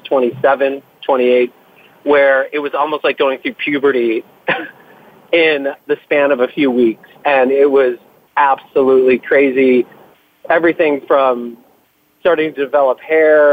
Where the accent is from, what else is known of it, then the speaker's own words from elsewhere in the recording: Buffalo, New York, United States; I grew up outside of Buffalo, New York, in the 70s and 80s.